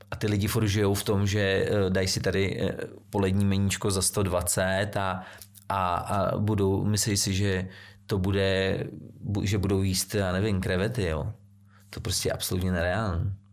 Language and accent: Czech; Central Bohemian Region, Czechia; Těch restaurací zrovna teď jsem byl eh, tam u nás na Příbramsku, přijela mi sestra eh, z, z Vídně